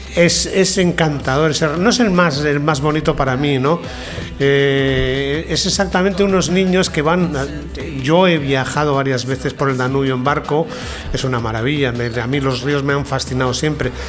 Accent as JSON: {"language": "Spanish", "town": "León", "region": "Castile and León", "country": "Spain", "also_born_or_lived": "Vienna", "moved": "yes", "said": "soy de León, tengo mi casa ahí, la que dejaron mis padres"}